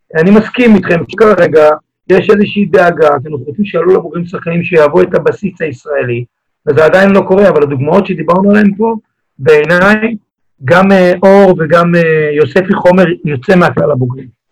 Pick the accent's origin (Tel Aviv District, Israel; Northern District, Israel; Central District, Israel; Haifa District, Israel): Haifa District, Israel; Haifa; התחברתי לגוטמן שגידל אותי בשכונה, אנחנו שנינו חיפאים